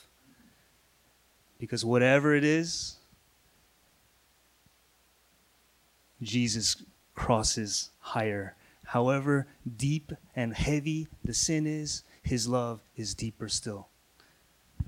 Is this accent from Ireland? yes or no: no; Missouri, United States; I'm from Missouri. That's the Midwest of the United States